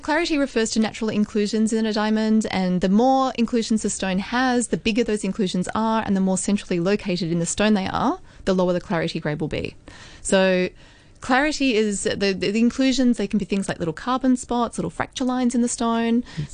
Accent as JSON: {"language": "English", "country": "Australia", "also_born_or_lived": "Hong Kong", "moved": "as an adult", "said": "a naive twenty six year old Australian girl just arrived on the shores of Hong Kong."}